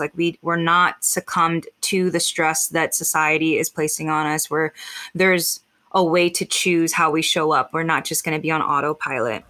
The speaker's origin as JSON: {"language": "English", "country": "United States", "said": "I am mixed Filipino American."}